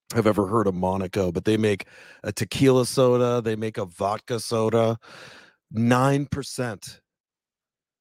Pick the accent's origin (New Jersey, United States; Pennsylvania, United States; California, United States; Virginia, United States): New Jersey, United States; Englewood Cliffs; I'm from Jersey.